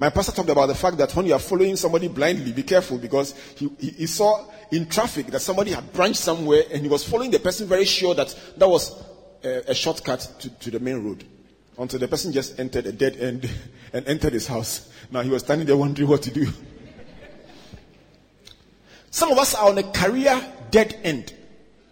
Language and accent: English; Takoradi, Western Region, Ghana; When we were children growing up in Takoradi